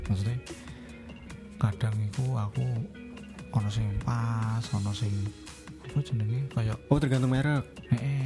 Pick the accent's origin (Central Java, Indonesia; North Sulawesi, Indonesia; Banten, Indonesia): Central Java, Indonesia; Semarang; Kita orang Semarang